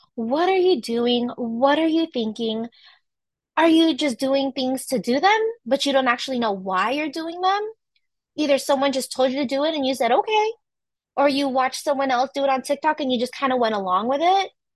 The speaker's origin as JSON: {"language": "English", "area": "San Francisco Bay Area", "region": "California", "country": "United States", "said": "I'm from California, specifically from San Francisco Bay Area"}